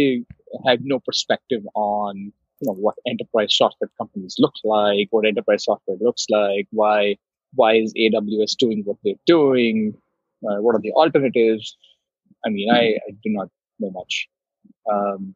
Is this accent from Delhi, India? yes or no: yes; Delhi, India; moved away as an adult; now in San Francisco, United States; I grew up in Delhi, in India